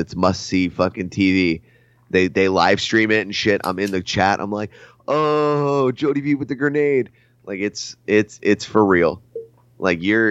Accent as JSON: {"language": "English", "region": "New Jersey", "country": "United States", "said": "I'm from Jersey"}